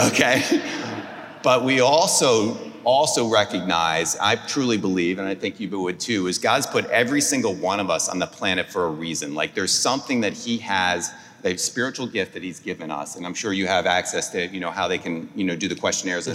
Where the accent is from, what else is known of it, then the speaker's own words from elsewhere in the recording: New Jersey, United States; moved away as an adult; also born or lived in Atlanta; now in Houston, United States; I grew up in New Jersey